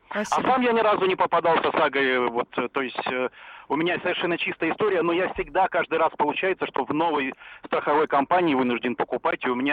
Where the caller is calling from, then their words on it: Chelyabinsk, Chelyabinsk Oblast, Russia; Я звоню вам из Челябинска.